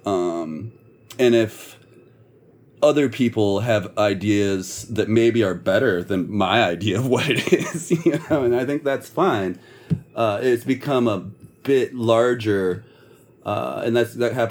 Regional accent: Michigan, United States; we are from Michigan

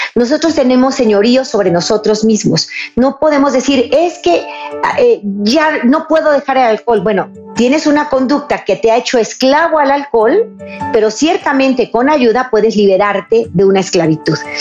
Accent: Jalisco, Mexico; En mi estado, Jalisco, en Guadalajara

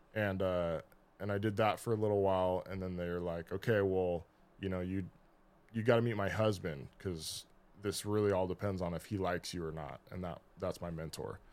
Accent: Kings Beach, California, United States; I'm from Kings Beach.

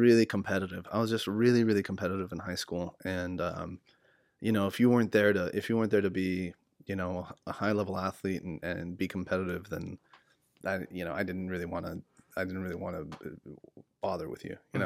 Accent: San Diego, California, United States; moved away as an adult; now in Sacramento, United States; I kind of, um, really grew up in, like, California, Southern California, San Diego immigrant culture.

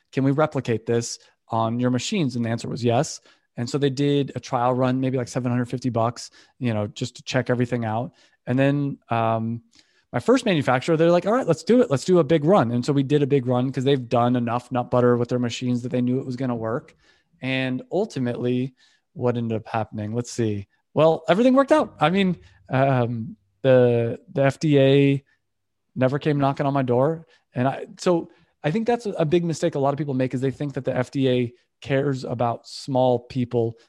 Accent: California, United States; also born or lived in Valencia; we're from California

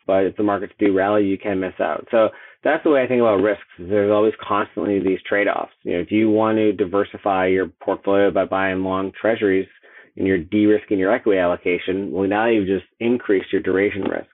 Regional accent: Boston, Massachusetts, United States; I'm from Boston

